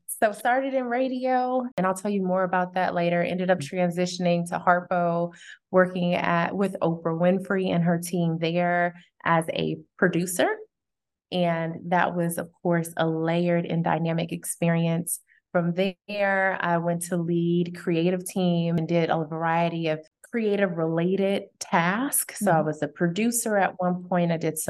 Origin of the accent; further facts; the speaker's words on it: Chicago, Illinois, United States; born there; So I would say I was born in Chicago. My mother is from Chicago. My dad was raised for the majority of his life in Kumasi, Ghana. So Ghanaian and African American